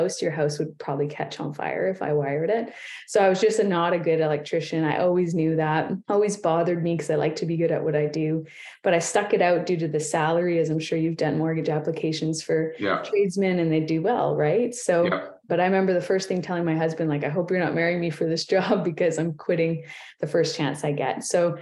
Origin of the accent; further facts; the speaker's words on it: Ontario, Canada; moved away as an adult; now in Kamloops, Canada; I'm from Ontario